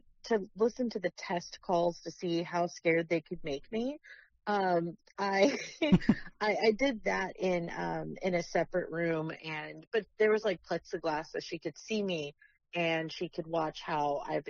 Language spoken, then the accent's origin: English; Fort Worth, Texas, United States; born or raised there; also born or lived in San Antonio, Texas